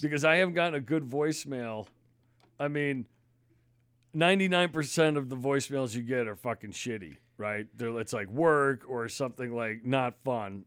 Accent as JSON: {"language": "English", "region": "Connecticut", "country": "United States", "tie": "born or raised there", "also_born_or_lived": "Massachusetts", "moved": "yes", "lives_now": "Maine, United States", "said": "growing up in Connecticut, you know, people got gas and no one did that. So I always thought it was dangerous. Then I moved to Mass"}